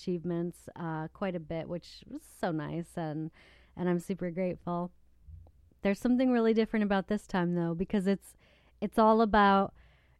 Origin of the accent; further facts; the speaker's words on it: Battle Creek, Michigan, United States; the Battle Creek Inquirer, which is my hometown newspaper